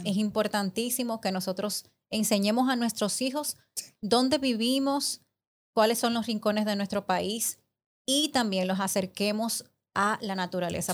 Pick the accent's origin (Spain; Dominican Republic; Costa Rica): Dominican Republic; Santiago de los Caballeros, Santiago; somos de Santiago